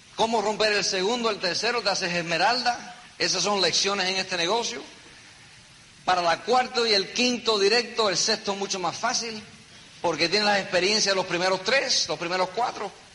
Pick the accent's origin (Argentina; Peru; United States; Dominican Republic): United States; New York City, New York; Yo me crié en un apartamento chiquitico en Nueva York. Yo nací en Nueva York. Un apartamento en el Bronx.